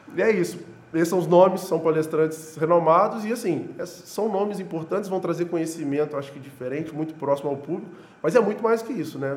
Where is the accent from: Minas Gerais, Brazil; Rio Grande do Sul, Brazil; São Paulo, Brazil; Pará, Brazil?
Minas Gerais, Brazil; Juiz de Fora; Eu tenho muito orgulho de ser daqui, então todo lugar que eu vou eu falo assim, eu sou de Juiz de Fora